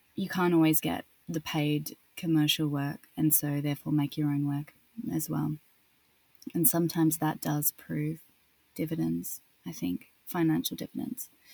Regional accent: Australia; accent: Australian; moved away as an adult; also born or lived in Paris, France / London, United Kingdom; I'd sort of experienced being Australian

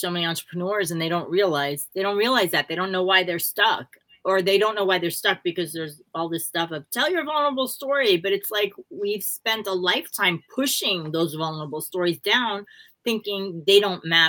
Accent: New York City, New York, United States; growing up in Brooklyn

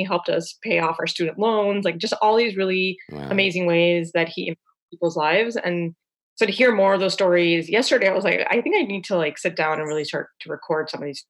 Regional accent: Miami, Florida, United States; moved away as an adult; also born or lived in Chicago; now in Washington, United States; born and raised in Miami.

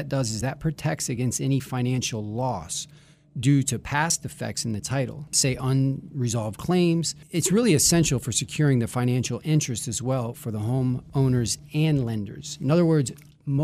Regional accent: Broward County, Florida, United States; also born or lived in Palm Beach County, Florida; I'm a Florida native. I was born in Broward County, and I've lived mostly in Broward and Palm Beach County.

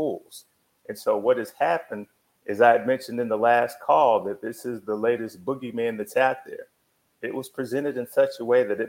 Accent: Texas, United States; as a kid growing up in Texas

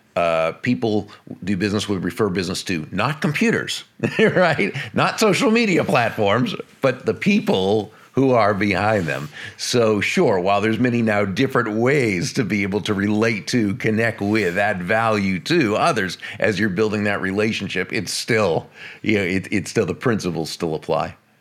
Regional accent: Massachusetts, United States; now in Florida, United States; I grew up in Massachusetts in the northeastern United States.

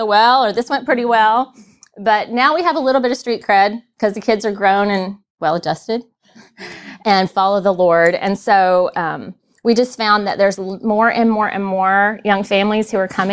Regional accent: Murfreesboro, Tennessee, United States; I grew up in Murfreesboro, Tennessee, just a little bit south of here.

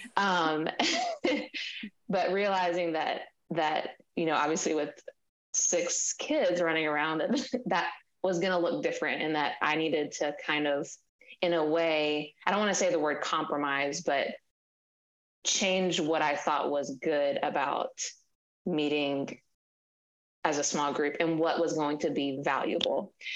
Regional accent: Mississippi, United States; also born or lived in Washington, D.C.; now in Maryland, United States; we're from Mississippi, so our family's not close

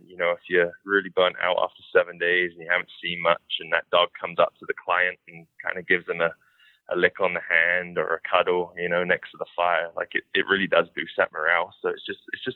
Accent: Canada; me being a Canadian

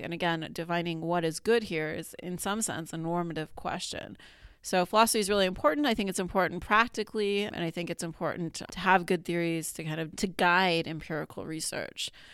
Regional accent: Colorado, United States; moved away as an adult; also born or lived in Arizona / Pittsburgh; now in Binghamton, United States; I grew up in Colorado

